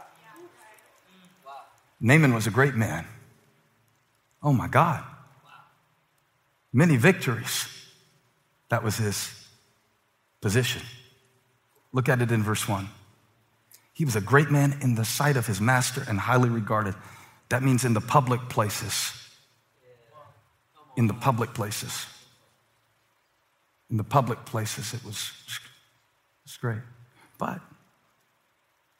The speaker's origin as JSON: {"language": "English", "town": "Moncks Corner", "region": "South Carolina", "country": "United States", "tie": "born or raised there", "said": "I grew up in the Monk's Corner bubble where boiled peanuts were a delicacy"}